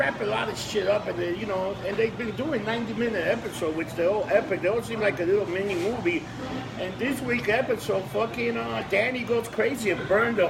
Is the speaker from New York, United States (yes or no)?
yes; New York City, New York, United States; I was born and raised in Hell's Kitchen. I've gone to other places, but my home is New York.